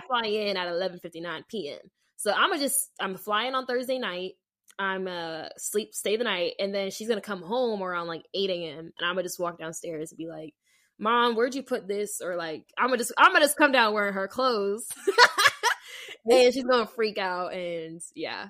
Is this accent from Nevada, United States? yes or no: yes; Las Vegas, Nevada, United States; moved away; I'm from Vegas